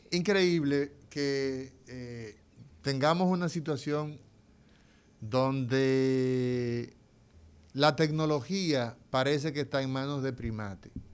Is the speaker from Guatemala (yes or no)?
no; Dominican Republic; somos los dominicanos